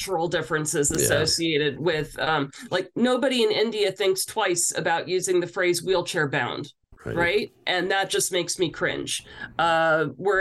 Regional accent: New Brunswick, Canada; I'm originally from New Brunswick. And so that was a big part of my upbringing.

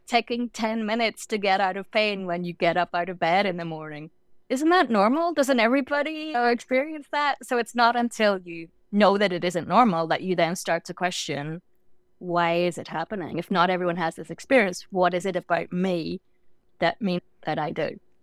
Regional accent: Northern Ireland, United Kingdom; moved away as an adult; also born or lived in London; I grew up in Northern Ireland, and my first degree was in London.

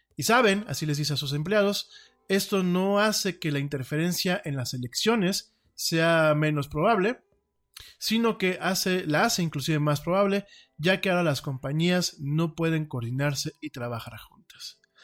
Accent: Mexico; como decimos aquí en mi país

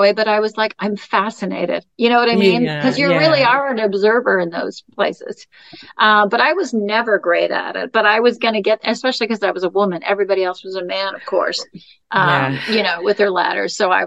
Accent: Niagara Falls, Ontario, Canada; also born or lived in London / Toronto / Memphis, Tennessee; now in California, United States; I lived in a small town my whole life growing up in Canada, in, you know, Niagara Falls

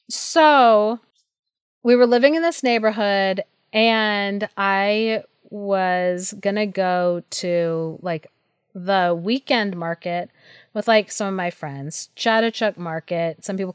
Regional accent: Thailand; I was like, oh yeah, like I grew up in Thailand.

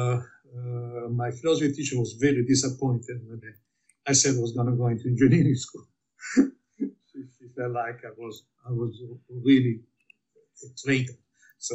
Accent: Milan, Lombardy, Italy; moved away; I was born in Milan, Italy, in the center of the war, in the bombing in Milan

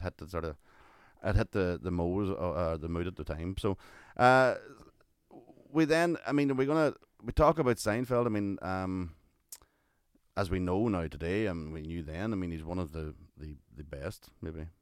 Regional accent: Ireland; we're Irish

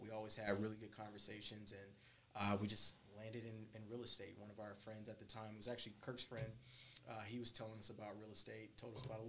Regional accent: California, United States; also born or lived in Portland, Oregon / Seattle, Washington / Dallas, Texas; now in Houston, United States; Born and raised in California. So I've lived in California. I've lived in Portland, Oregon. I've lived in Seattle, Washington, Dallas, and then I came to Houston for college.

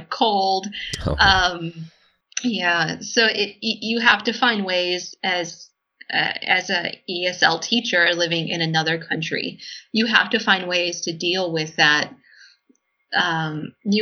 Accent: United States; moved away as an adult; now in Poland; as an American

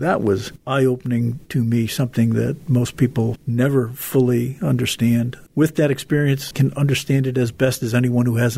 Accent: Waterbury, Connecticut, United States; my growing up in Waterbury, son of an Italian immigrant

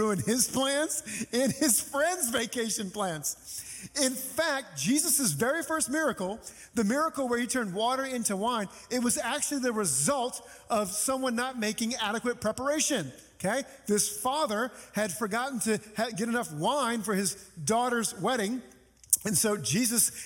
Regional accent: New Orleans, Louisiana, United States; moved away; when I was living in my hometown of New Orleans

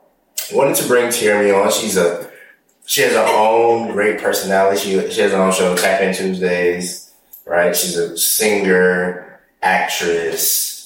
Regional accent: Columbus, Georgia, United States; when I would say I was from Columbus, they'd be like, how close is that to Atlanta? I'm like, it's not. It's an hour and a half away.

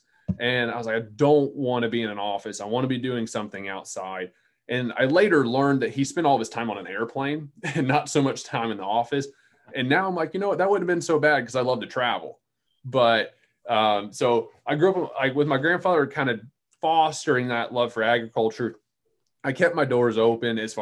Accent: Central North Carolina, United States; I grew up in Central North Carolina

